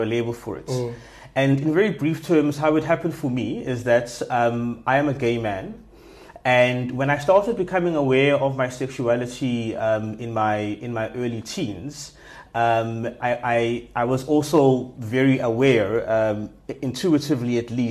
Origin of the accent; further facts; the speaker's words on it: Johannesburg, Gauteng, South Africa; moved away as an adult; also born or lived in Durban, South Africa; now in Cape Town, South Africa; Grew up mostly in Joburg, and have now been living in Cape Town for almost 8 years